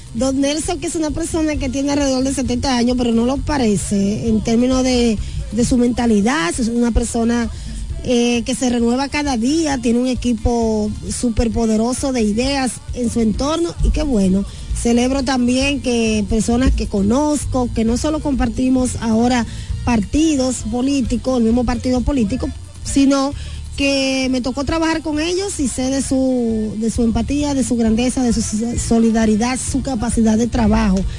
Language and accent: Spanish; La Romana, Dominican Republic; yo soy orgullosamente de La Romana, del pueblo que es dulce como la caña y caliente como el sol.